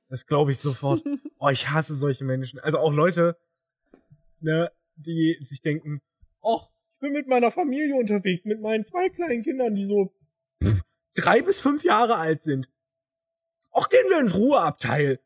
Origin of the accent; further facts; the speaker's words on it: Thuringia, Germany; moved away; als Thüringer